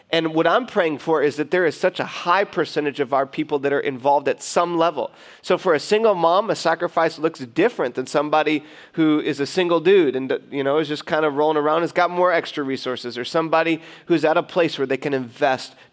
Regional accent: Detroit, Michigan, United States; now in California, United States; live, we are from Metro Detroit.

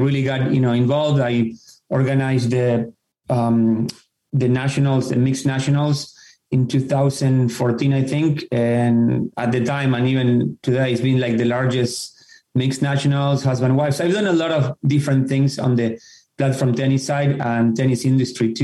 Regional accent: Argentina; moved away as an adult; now in Fairfield County, United States; I grew up in Argentina

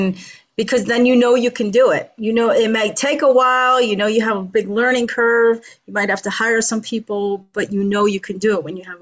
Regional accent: New York, United States; I grew up in New York.

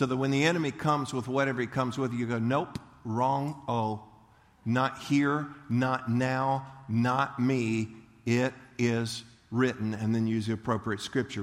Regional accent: Leesburg, Florida, United States; I grew up in Leesburg, and we went to the county fair in Eustis

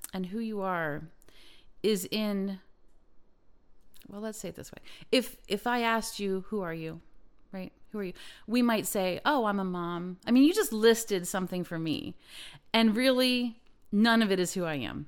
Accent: Lancaster County, Pennsylvania, United States; I come from Lancaster County

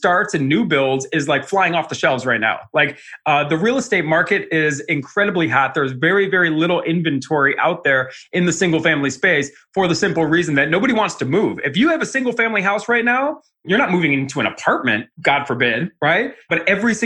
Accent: Cleveland, Ohio, United States; moved away as an adult; also born or lived in Arizona; I'm a kid from Cleveland.

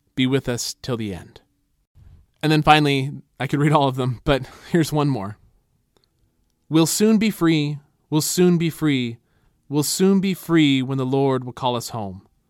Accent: United States; American Christians

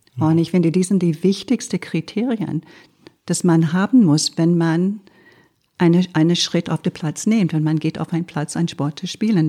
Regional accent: Quebec, Canada; German is a second language; now in Germany; ich als Kanadierin

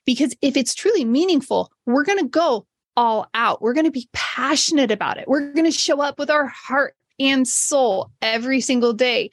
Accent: Modesto, California, United States; my hometown of Modesto, California

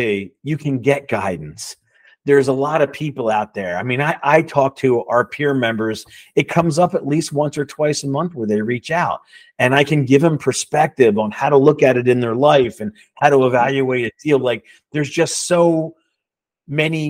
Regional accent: Levittown, United States; I grew up in Levittown in a blue collar house

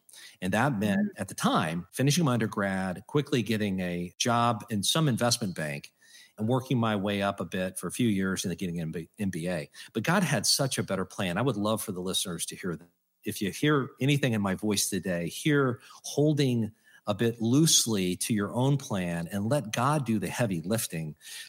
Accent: Hannibal, Missouri, United States; I grew up in Hannibal, Missouri.

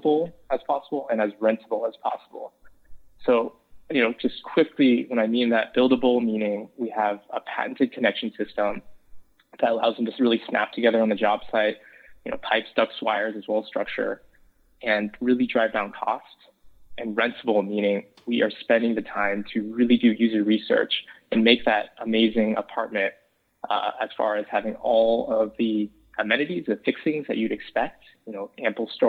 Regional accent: San Francisco, California, United States; I grew up in San Francisco

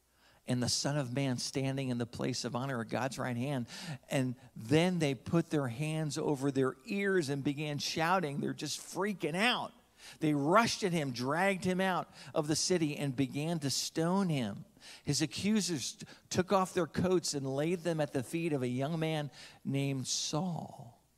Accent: New Jersey, United States; now in Orlando, United States; You know, as a Catholic kid growing up in New Jersey, I used to talk like this and then I got saved. I used to walk and talk and play football. Then I moved to Orlando and I lost all my accent.

